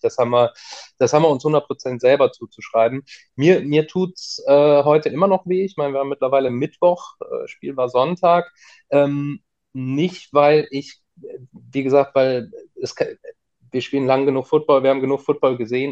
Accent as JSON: {"language": "German", "town": "Cologne", "region": "North Rhine-Westphalia", "country": "Germany", "tie": "born or raised there", "also_born_or_lived": "Bonn", "said": "Ich bin ja gebürtiger Kölner, habe auch äh, lange, lange Zeit in Köln gewohnt"}